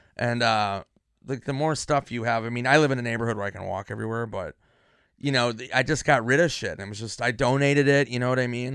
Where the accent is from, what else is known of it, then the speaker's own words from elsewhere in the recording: Minnesota, United States; now in Los Angeles, United States; Minnesota where I'm from